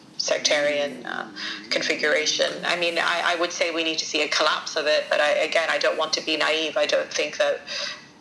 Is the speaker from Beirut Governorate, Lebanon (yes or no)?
no; Sidon, South Governorate, Lebanon; now in London, United Kingdom; I wanted to be in my hometown, Saida